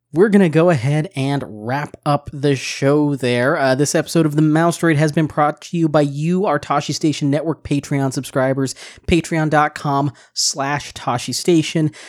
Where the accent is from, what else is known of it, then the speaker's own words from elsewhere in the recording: Seattle, Washington, United States; moved away; my hometown of Seattle, Washington